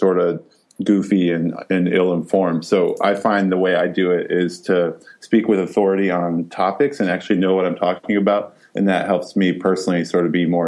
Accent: Iowa, United States; born and raised on the banks of the Mississippi in Iowa

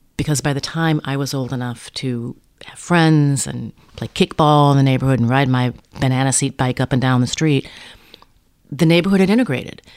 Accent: Minneapolis, Minnesota, United States; I was raised in Minneapolis

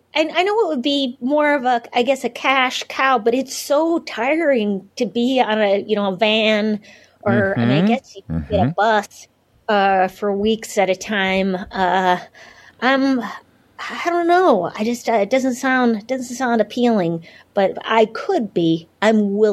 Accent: Duluth, Minnesota, United States; moved away; my hometown, Duluth, Minnesota

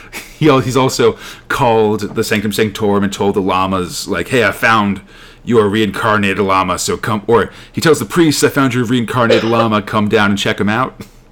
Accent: United States; I'm an American

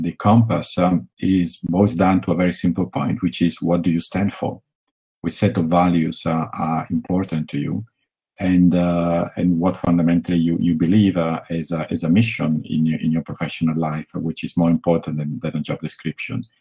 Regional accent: Italy; accent: Italian; English is a second language; I'm from Italy, which you got it from my accent by now

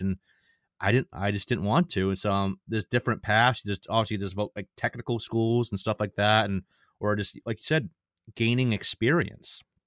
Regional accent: Maine, United States; born and raised in Maine, never lived outside of Maine my entire life.

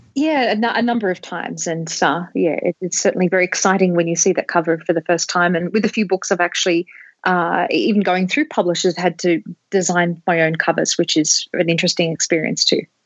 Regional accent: Australia; an Australian

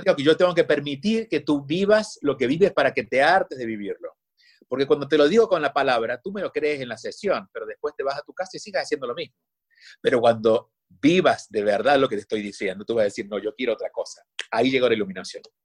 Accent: Argentina; Yo soy argentino

